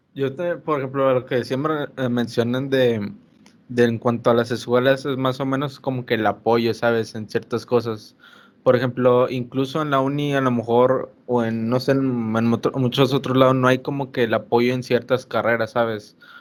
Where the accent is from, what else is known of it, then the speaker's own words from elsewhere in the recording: Monterrey, Nuevo León, Mexico; nosotros somos acá regios